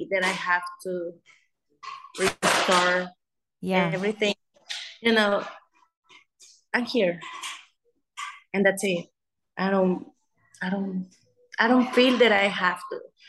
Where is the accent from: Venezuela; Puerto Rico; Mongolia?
Venezuela; English is a second language; moved away as an adult; also born or lived in Las Vegas, United States; now in United States; I'm from Venezuela, but I live here